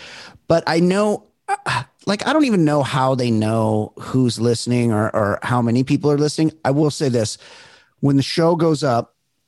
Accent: California, United States; If you were growing up in Southern California and that was going on, that shit was on the fucking news every single night.

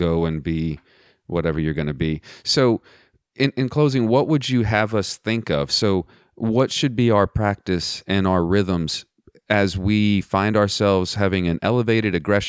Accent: Southwest Texas, United States; growing up in Southwest Texas

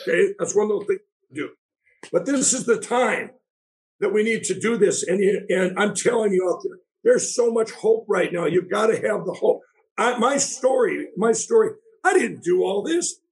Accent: Minneapolis, Minnesota, United States; I grew up in Minneapolis down there

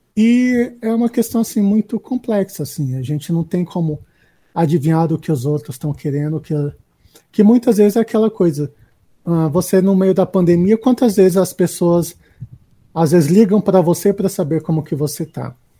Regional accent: Brasília, Federal District, Brazil; eu sou de Brasília

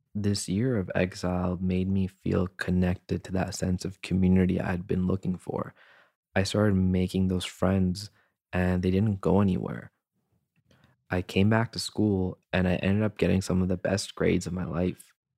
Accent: Canada; also born or lived in Hyderabad, Pakistan; I was born in Hyderabad, Pakistan, and when I was seven years old, I came to Canada with my family.

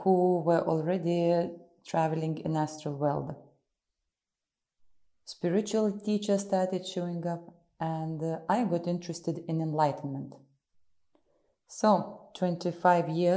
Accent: Russia; also born or lived in Ukraine; I'm from Russia and live in the city of Moscow

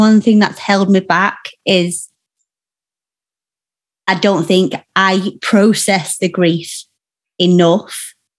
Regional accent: Yorkshire and the Humber, United Kingdom; I'm a Yorkshire woman myself

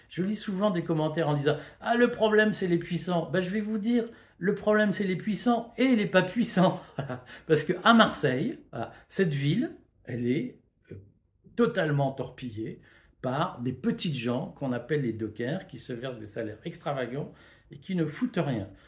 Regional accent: Belgium; Regardez Rotterdam, moi, vous le savez, je viens de Belgique.

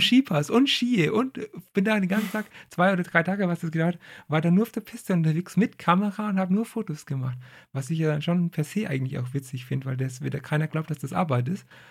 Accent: Franconia, Bavaria, Germany; ich komme aus Franken.

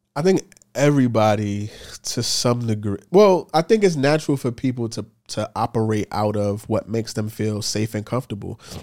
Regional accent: New York City, New York, United States; I'm from New York City

